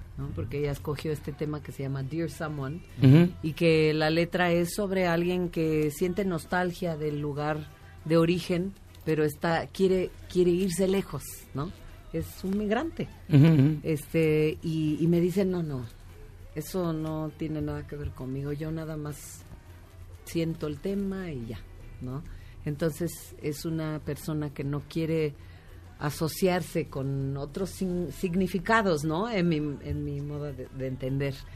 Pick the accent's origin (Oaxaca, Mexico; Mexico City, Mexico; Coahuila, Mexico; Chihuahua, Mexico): Oaxaca, Mexico; moved away; also born or lived in New York; los oaxaqueños tendemos, muchos de nosotros tendemos a migrar